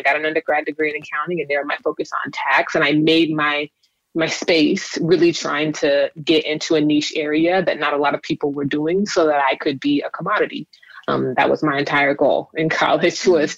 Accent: Los Angeles, California, United States; also born or lived in Inglewood, California / Kern County, California; I was born in Inglewood, and I spent some time in Central California in Kern County. And then I moved back to LA when I was a teenager and have been here ever since

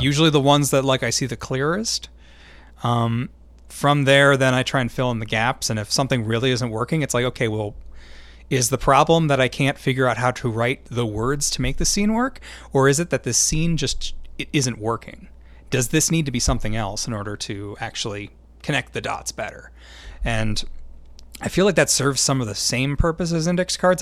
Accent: Minnesota, United States; we say Minnesotan because we're from Minnesota

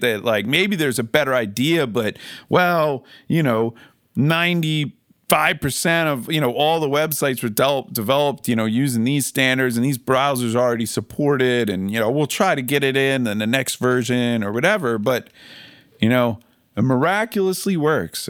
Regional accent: Philadelphia, Pennsylvania, United States; I'm from Philly

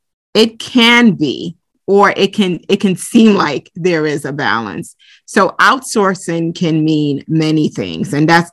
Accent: Brooklyn, New York, United States; also born or lived in Lagos, Nigeria / Bronx; So I was born in the Bronx, and then we moved to Lagos, Nigeria when I was about 3 years old. So I grew up there up until I was around 11. And then we relocated and moved to Brooklyn, New York

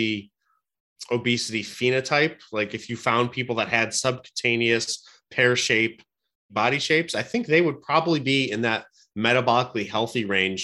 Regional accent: Cleveland, Ohio, United States; I'm a Cleveland guy. So I was born and raised in Cleveland

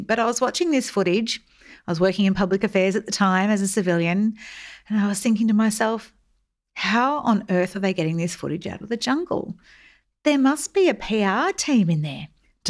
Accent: Melbourne, Victoria, Australia; I grew up in Melbourne, in the southeastern suburbs in the 70s and 80s. And it was an idyllic Australian childhood filled with long summers at the local pools

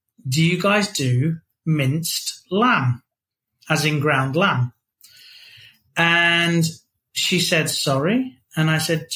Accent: England, United Kingdom; moved away as an adult; now in United States; I said, "England."

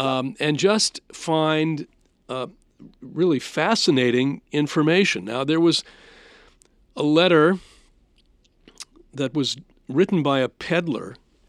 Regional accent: New Hampshire, United States; I was raised in New Hampshire

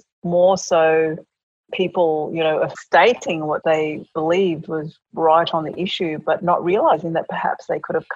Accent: Brisbane, Queensland, Australia; I was born in Brisbane, but my parents are of Papua New Guinea background.

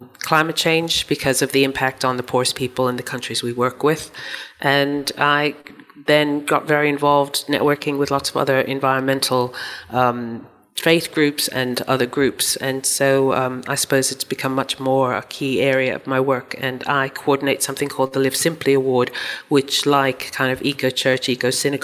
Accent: outside of New York, United States; moved away as an adult; also born or lived in Chihuahua, Mexico; now in London, United Kingdom; Grew up in the U.S., outside of New York, and have been in London now, you know, well over 30 years.

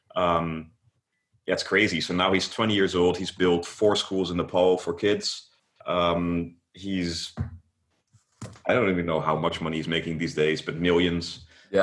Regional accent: Netherlands; I am from the Netherlands.

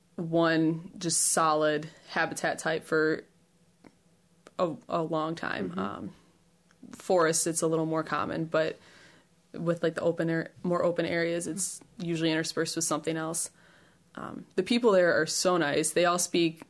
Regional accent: Chicago, Illinois, United States; moved away as an adult; now in Ames, United States; I'm from Chicago, uh, Chicago region. I came out to Iowa few years ago for my undergrad

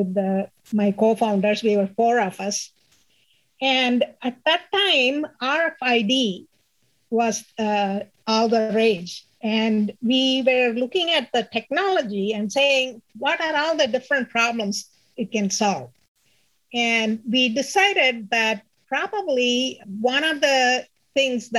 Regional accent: India; first language Tamil; English is a second language; moved away as an adult; my alumni association, trying to make it better for our engineering college back in India

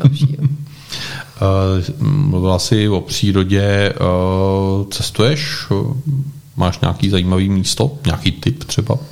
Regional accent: Czechia; jako správní Češi

